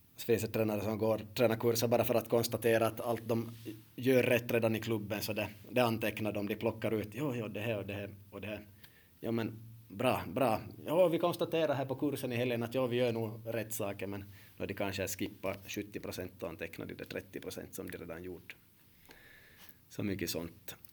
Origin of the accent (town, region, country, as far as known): Finland